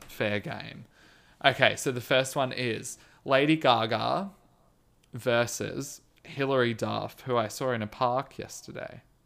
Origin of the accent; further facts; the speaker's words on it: Australia; I am Australian